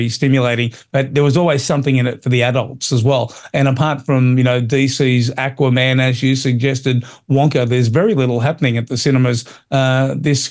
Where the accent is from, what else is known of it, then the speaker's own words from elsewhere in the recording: Australia; as an Australian